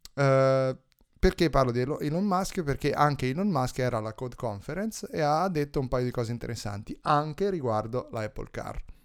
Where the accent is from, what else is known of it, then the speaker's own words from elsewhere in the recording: Tuscany, Italy; dalle mie parti